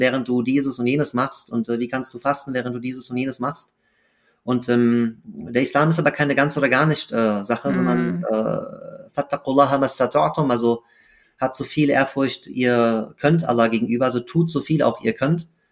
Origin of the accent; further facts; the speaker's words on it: Frankfurt, Hesse, Germany; bin in Frankfurt geboren und aufgewachsen